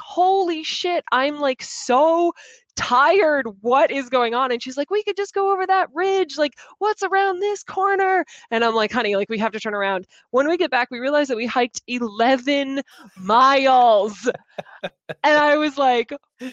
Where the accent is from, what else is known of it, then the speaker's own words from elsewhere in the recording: Chicago, Illinois, United States; accent: center of America accent; now in Boston, United States; I am originally from Chicago